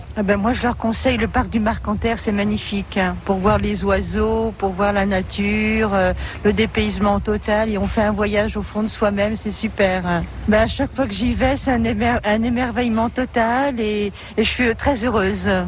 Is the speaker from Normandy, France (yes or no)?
no; Paris, Île-de-France, France; moved away as an adult; now in Amiens, France; Je suis originaire de Paris.